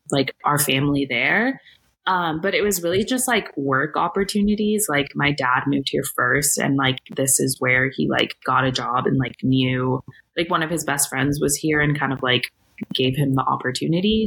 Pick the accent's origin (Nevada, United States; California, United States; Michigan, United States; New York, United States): California, United States; San Francisco; I grew up in San Francisco slash the Bay Area